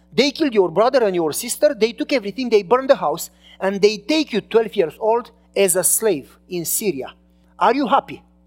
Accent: Romania; English is a second language; moved away as an adult; now in United States; I was from Romania and I was not a citizen yet

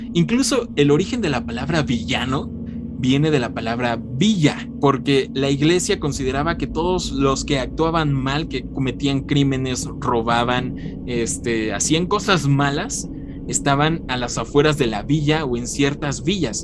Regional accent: Mexico; aquí en México, desde que yo tengo memoria, sí se celebra.

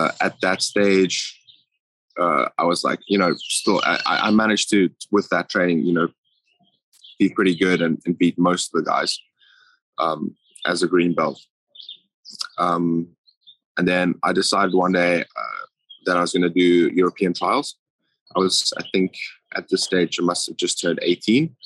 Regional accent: Johannesburg, Gauteng, South Africa; moved away; I'm from Johannesburg, yeah. From a suburb called Krugersdorp. Pretty small place, but never really moved around much.

